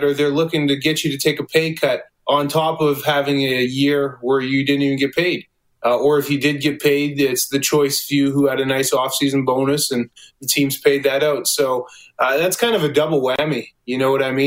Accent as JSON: {"language": "English", "country": "Canada", "said": "I'm a Canadian boy"}